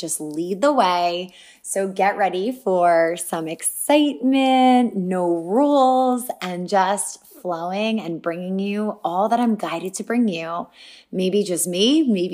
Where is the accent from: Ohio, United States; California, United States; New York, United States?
New York, United States; Franklin Square; I grew up on Long Island in a small town, Franklin Square, very close to family